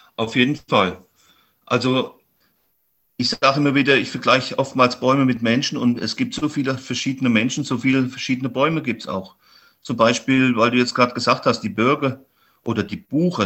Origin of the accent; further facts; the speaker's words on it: Hermannsfeld, Thuringia, Germany; mein Heimatort in Hermannsfeld, das ist so ein kleiner Ort, wo ich herkomme